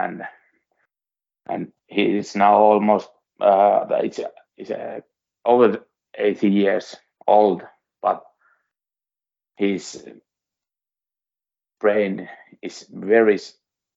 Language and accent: English; Suomussalmi, Kainuu, Finland; English is a second language; I come from Suomussalmi. It's near Sotkamo and in the east. So when I was a little boy, I went to see Sotkamo Jymy games